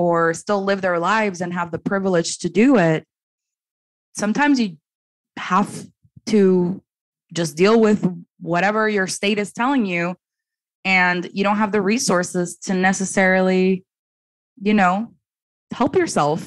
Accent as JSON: {"language": "English", "country": "Dominican Republic", "moved": "yes", "said": "I'm from originally from the Dominican Republic"}